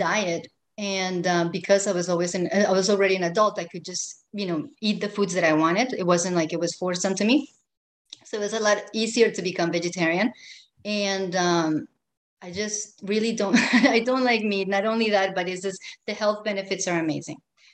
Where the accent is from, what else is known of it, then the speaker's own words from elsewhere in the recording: Colombia; moved away; I'm from Colombia, and I grew up with these textiles on everything